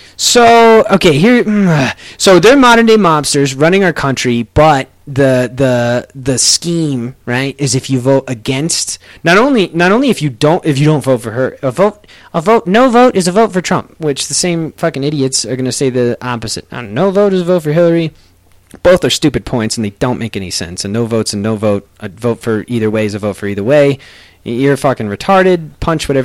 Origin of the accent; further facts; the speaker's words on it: United States; even as an American